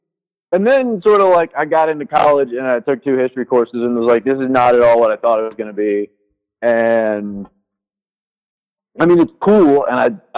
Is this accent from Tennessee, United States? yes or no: yes; Tennessee, United States; like I said, I'm from Tennessee, so definitely grew up around a lot of country music, never really got into it.